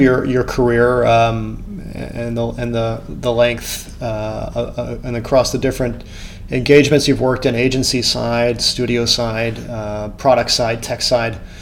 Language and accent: English; United States; as an American